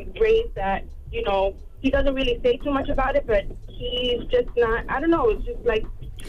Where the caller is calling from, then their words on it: New York, United States; I'm calling from New York.